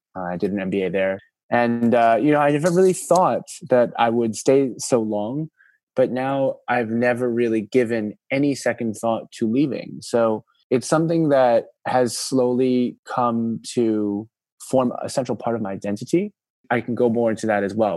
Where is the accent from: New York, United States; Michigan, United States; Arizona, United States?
New York, United States; moved away as an adult; now in China; I actually grew up in America. My hometown is New York